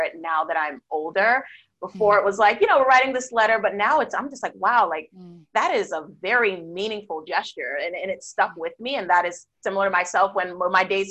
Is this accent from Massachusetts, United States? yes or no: yes; Boston, Massachusetts, United States; I grew up in Boston, so definitely there are lots of snow during the wintertime